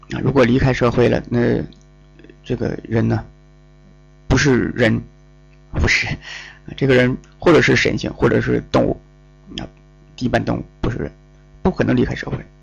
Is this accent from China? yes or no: yes; Northeast China, China; accent: Northeastern Mandarin; 我们东北话叫应挺